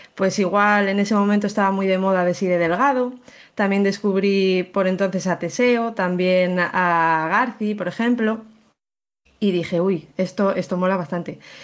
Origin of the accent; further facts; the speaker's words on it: León, Castile and León, Spain; yo soy de León